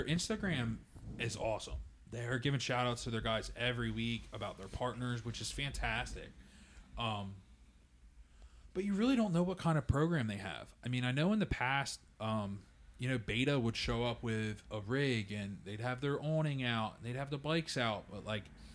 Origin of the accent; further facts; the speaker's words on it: Jersey, PA, Delaware area, Mid-Atlantic, United States; we're from the Jersey, PA, Delaware area.